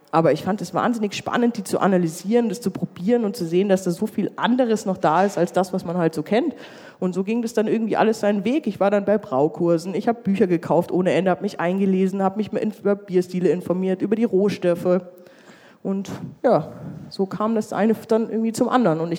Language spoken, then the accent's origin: German; Munich, Bavaria, Germany; weil ich komme aus München und habe eigentlich nicht wirklich Bier getrunken damals.